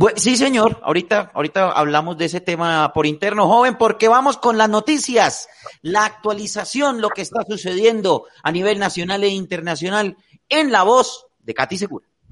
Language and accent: Spanish; Tolima, Colombia; Yo, que soy tolimense o pita de corazón y de nacimiento